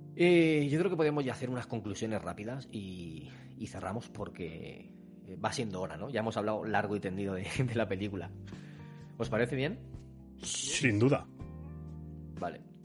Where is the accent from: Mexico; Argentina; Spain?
Spain; Somos españoles